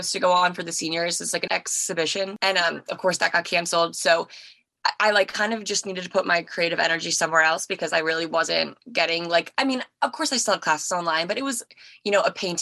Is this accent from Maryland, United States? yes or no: yes; Maryland, United States; I am 23 and I'm from Maryland